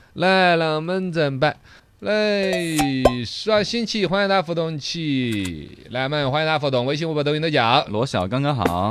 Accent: Sichuan, China; 我们四川人

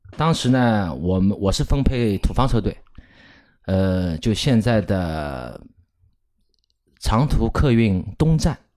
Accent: Shanghai, China; 我们上海话呢，如果通俗地说呢，我们不喊老司机的，我们是喊老驾驶

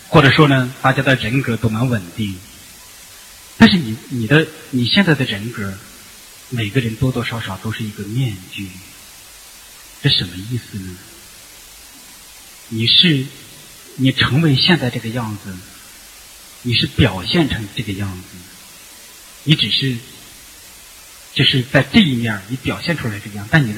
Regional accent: China; 就作为中国人，我们都知道，就是乖。听话。

